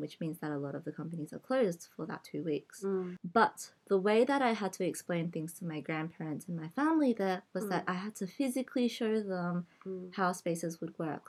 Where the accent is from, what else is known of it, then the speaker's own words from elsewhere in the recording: Australia; first language English; So I only know casual Cantonese because it's what I speak at home, but it's not my mother tongue mm. um, because I grew up in Australia.